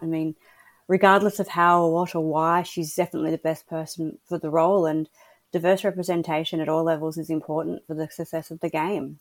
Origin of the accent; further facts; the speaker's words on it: Australia; I'm an Aussie